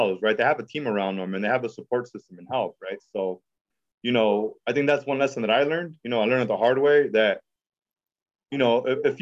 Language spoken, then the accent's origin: English; Oxnard, California, United States; also born or lived in San Diego; I'm from South Oxnard, right? That's where I grew up